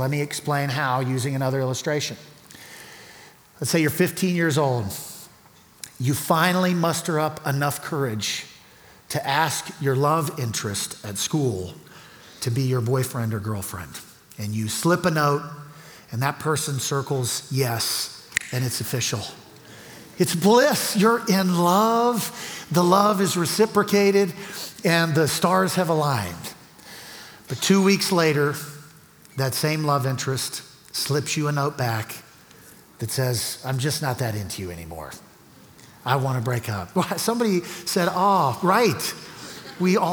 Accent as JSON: {"language": "English", "region": "Louisiana", "country": "United States", "moved": "as an adult", "lives_now": "Colorado Springs, United States", "said": "We're from Louisiana, which is below sea level"}